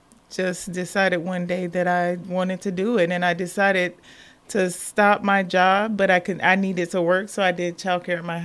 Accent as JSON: {"language": "English", "region": "South Carolina", "country": "United States", "moved": "as an adult", "lives_now": "Columbus, United States", "said": "I am originally from South Carolina."}